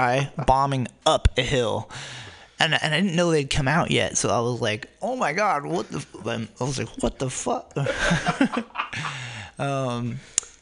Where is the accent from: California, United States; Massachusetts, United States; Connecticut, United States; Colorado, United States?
California, United States; Newark; also born or lived in Berkeley, California; I grew up in Silicon Valley in the city of Newark on the southeast side of San Francisco Bay